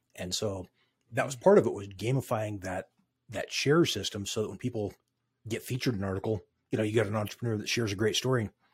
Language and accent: English; Craig, Colorado, United States; also born or lived in Westminster, Colorado; now in Grand Junction, United States; grew up in Craig, Colorado